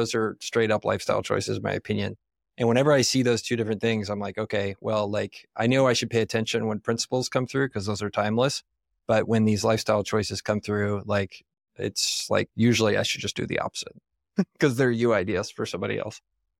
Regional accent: Texas, United States; That, oh, I'm from Texas too. Like must be a racist POS, right?

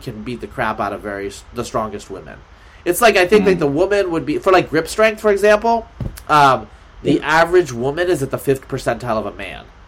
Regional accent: Oregon, United States; I'm from Pacific Northwest. I'm from Oregon

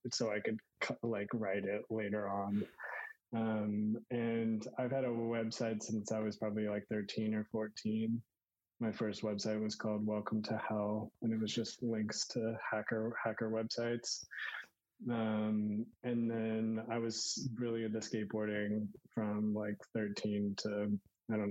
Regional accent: Houston, Texas, United States; I grew up in Texas, in Houston

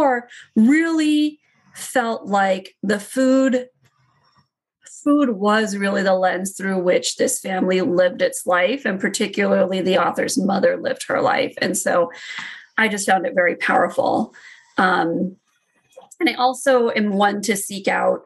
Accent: United States; I'm Indian American

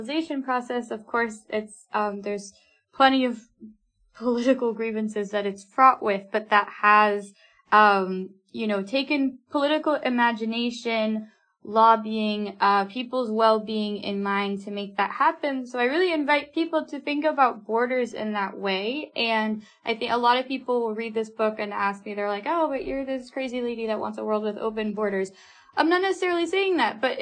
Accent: United States; moved away as an adult; now in United Kingdom; I, as an American citizen

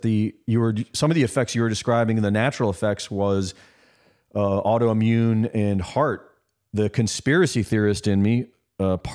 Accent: Cleveland, Ohio, United States; moved away; also born or lived in New York; I grew up in Cleveland, Ohio

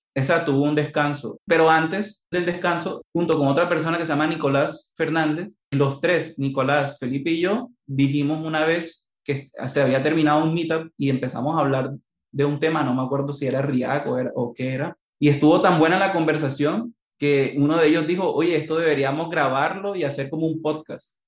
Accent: Barranquilla, Atlántico, Colombia; moved away as an adult; also born or lived in Chile; yo soy de Colombia, de Barranquilla, una ciudad que queda en la costa atlántica de Colombia

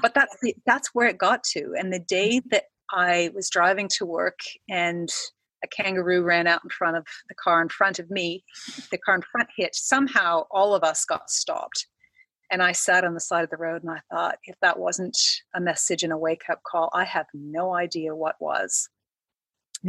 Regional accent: Canada; moved away as an adult; now in Australia; I am Canadian came to Australia about 10 years ago for a job

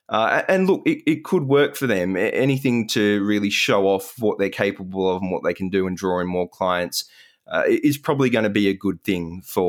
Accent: Australia; it seemed to bring a bit of emotion, some, you know, very warm feelings about being Australian.

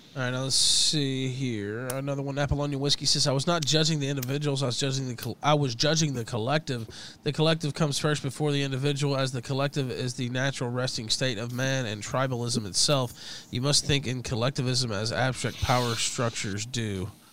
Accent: West Memphis, Arkansas, United States; I'm from the South, uh, one of the poorest places in the country is where I'm from, actually. Uh, Memphis area, Crittenden County, West Memphis

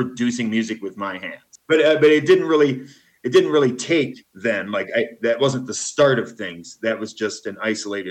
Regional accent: Flint, Michigan, United States; moved away as an adult; also born or lived in Nashville, Tennessee / Portland, Oregon; now in Guatemala; I was born in Flint, Michigan, and lived there until 1992.

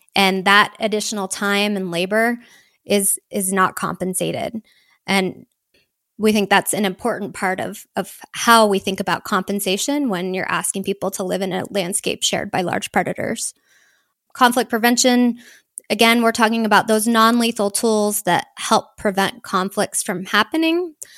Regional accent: Houston, Texas, United States; moved away as an adult; also born or lived in Seattle; I grew up in the suburbs of Houston, sort of as subdivision met cattle country

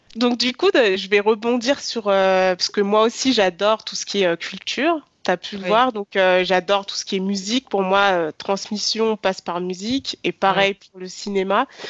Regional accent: France; je suis née, j'ai grandi en France

